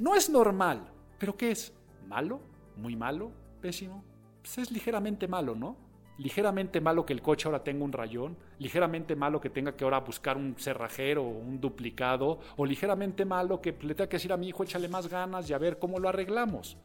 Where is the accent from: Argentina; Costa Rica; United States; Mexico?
Mexico; en mi país